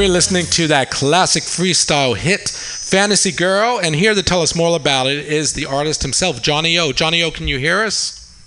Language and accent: English; Long Island, New York, United States; now in San Francisco, United States; I'm from Long Island.